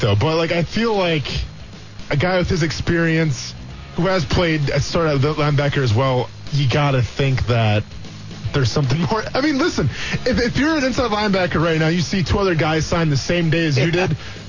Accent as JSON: {"language": "English", "region": "Wisconsin", "country": "United States", "tie": "born or raised there", "moved": "yes", "lives_now": "Jacksonville, United States", "said": "I'm from Wisconsin. I grew up in the bars watching Packer games as a child. We have winter. We don't have golf courses"}